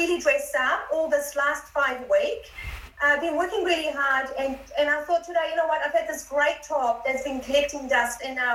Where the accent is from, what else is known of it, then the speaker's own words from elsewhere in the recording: Iranian Kurdistan, Iran; now in New Zealand; I'm originally from Kurdistan, and a lot of people don't know where Kurdistan is. Kurdistan is in the Middle East. I'm specifically from the Iran side of Kurdistan